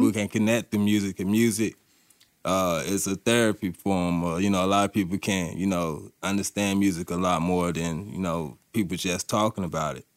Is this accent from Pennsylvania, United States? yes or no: no; Durham, North Carolina, United States; moved away as an adult; now in Asheville, United States; I'm from Durham, North Carolina. Uh, move to the Asheville, you know, to chase this recovery